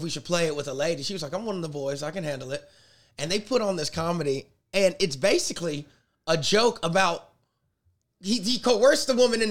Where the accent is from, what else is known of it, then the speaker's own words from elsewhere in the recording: South Carolina, United States; moved away; I'm from South Carolina. I just came back from home